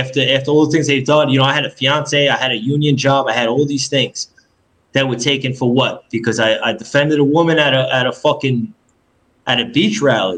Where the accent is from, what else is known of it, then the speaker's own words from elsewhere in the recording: New York City, New York, United States; moved away as an adult; also born or lived in California; I grew up in Queens, New York